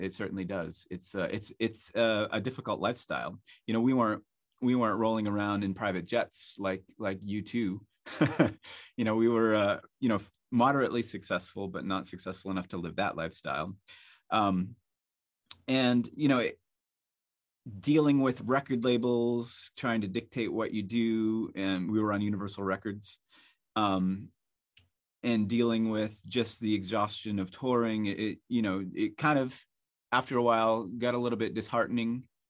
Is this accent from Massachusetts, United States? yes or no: yes; Salisbury Beach, Massachusetts, United States; I grew up near Salisbury Beach in Massachusetts, and there were airplanes that used to fly over my house all the time